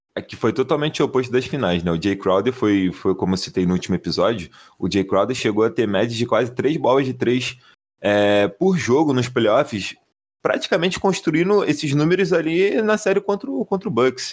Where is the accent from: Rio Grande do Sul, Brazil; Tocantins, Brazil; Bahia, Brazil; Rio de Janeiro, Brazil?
Rio de Janeiro, Brazil; no high school aqui da minha terra, chamada Cidade de Deus